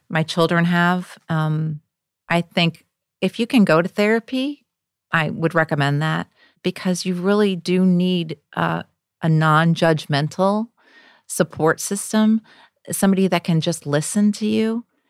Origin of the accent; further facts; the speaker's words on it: Wisconsin, United States; in a white middle class family in Wisconsin